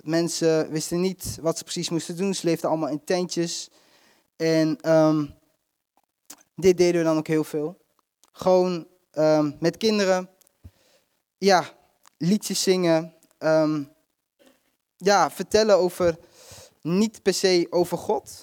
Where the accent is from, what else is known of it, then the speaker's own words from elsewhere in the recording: Netherlands; wij zijn, komen uit Nederland